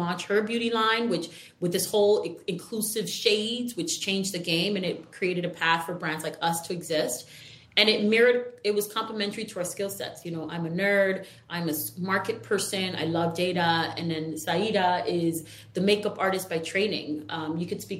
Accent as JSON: {"language": "English", "region": "New York", "country": "United States", "said": "we're from New York"}